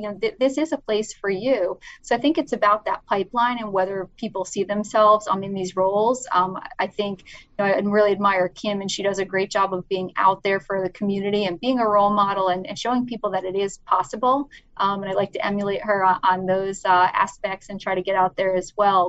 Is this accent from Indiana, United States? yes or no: no; New Jersey, United States; moved away as an adult; now in South Florida, United States; I grew up in New Jersey